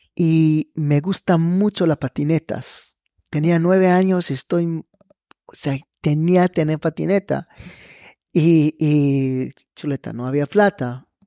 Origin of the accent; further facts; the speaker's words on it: Israel; Spanish is a second language; also born or lived in Netanya, Israel; now in Panama; yo nací y crecí en Israel